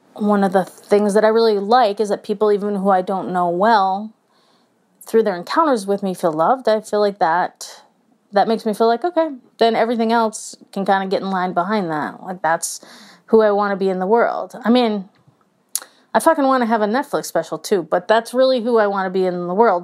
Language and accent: English; Midwest, United States; as like a Midwesterner